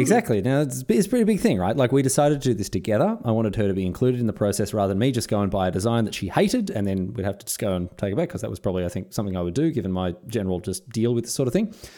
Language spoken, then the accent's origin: English; Melbourne, Victoria, Australia; now in Sunshine Coast, Australia; I grew up in Melbourne